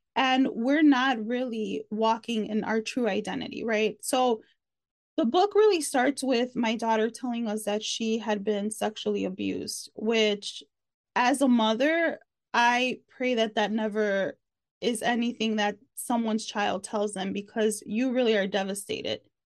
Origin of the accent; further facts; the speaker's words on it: Chicago, Illinois, United States; moved away as an adult; now in Texas, United States; I'm originally from Chicago, but I've been here for almost two years